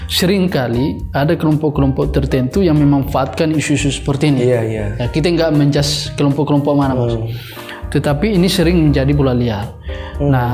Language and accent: Indonesian; Indonesia; Tapi di lain sisi bahwa kita lahir dan kita tumbuh di negara Indonesia.